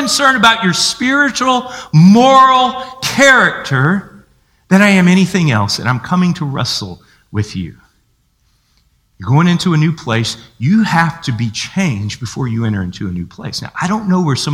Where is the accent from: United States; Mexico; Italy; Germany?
United States; we're American